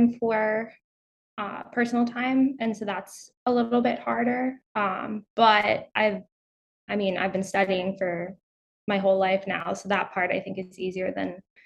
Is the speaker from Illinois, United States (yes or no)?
no; Charlottesville, Virginia, United States; I grew up outside of Charlottesville, Virginia, in the middle of nowhere, so kind of near the Blue Ridge Mountains.